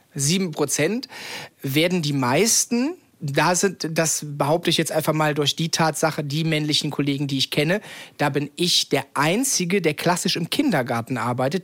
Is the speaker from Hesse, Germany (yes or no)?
no; Cologne, North Rhine-Westphalia, Germany; komme ich ja aus Köln